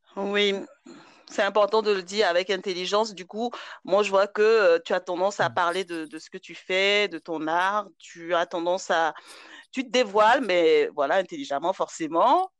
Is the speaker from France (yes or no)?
no; Côte d’Ivoire; Moi, j'ai grandi en Côte d'Ivoire